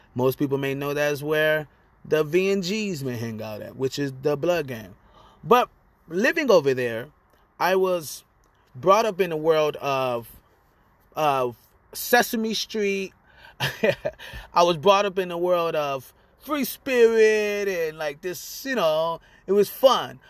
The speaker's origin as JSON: {"language": "English", "town": "Lynwood", "region": "California", "country": "United States", "tie": "born or raised there", "said": "I was born in Linwood, California"}